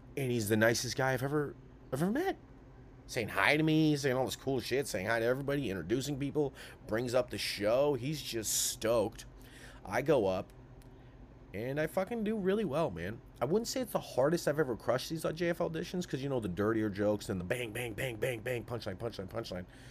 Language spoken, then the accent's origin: English; Sacramento, California, United States; I'm a guy from Sacramento